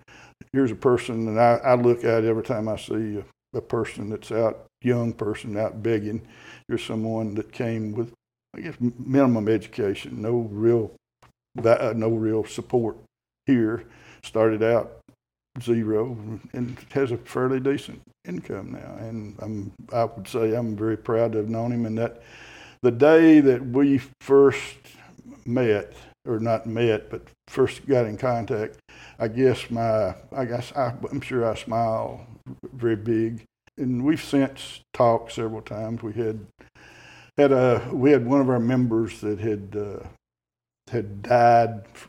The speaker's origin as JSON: {"language": "English", "town": "Celina", "region": "Tennessee", "country": "United States", "tie": "born or raised there", "said": "I graduated high school in 1961 from Salina High School, which is in Clay County, which right up on the Kentucky line. We're about 40 miles from Cookeville."}